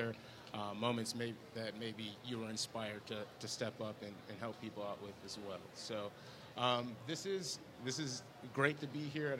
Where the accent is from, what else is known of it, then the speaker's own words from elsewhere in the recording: Kenosha, Wisconsin, United States; we come from Kenosha, Wisconsin